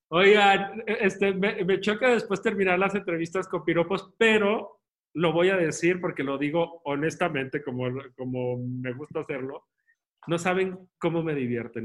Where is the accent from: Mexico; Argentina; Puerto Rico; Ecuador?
Mexico; Guadalajara, Jalisco; moved away as an adult; also born or lived in Spain; la ciudad donde yo crecí, que es el Teatro de Gollado en Guadalajara